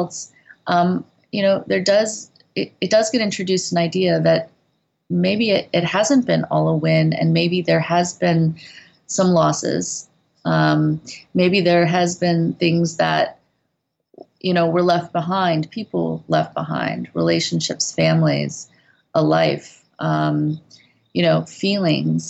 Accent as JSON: {"language": "English", "region": "Midwest", "country": "United States", "tie": "born or raised there", "also_born_or_lived": "Korea", "moved": "as an adult", "lives_now": "South Korea", "said": "we're both from the Midwest"}